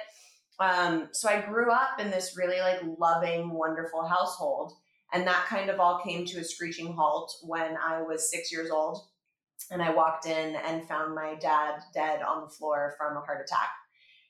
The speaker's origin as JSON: {"language": "English", "town": "Los Angeles", "region": "California", "country": "United States", "tie": "born or raised there", "said": "I grew up in Los Angeles with my mom and my dad."}